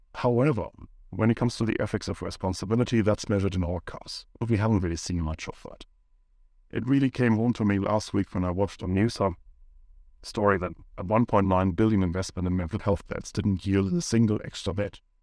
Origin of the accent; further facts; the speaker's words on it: Germany; moved away as an adult; now in New Zealand; I grew up in Germany